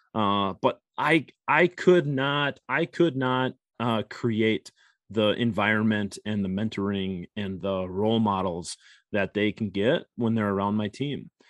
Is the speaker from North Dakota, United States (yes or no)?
yes; Grand Forks, North Dakota, United States; now in Minnesota, United States; I grew up in Grand Forks, North Dakota